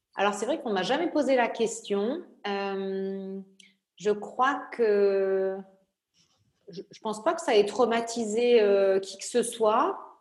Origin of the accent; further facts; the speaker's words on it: Nice, Provence-Alpes-Côte d'Azur, France; moved away; also born or lived in Normandy; mais j'ai grandi à Nice, euh, voilà, puisque j'ai déménagé quand j'avais 4 euh, ans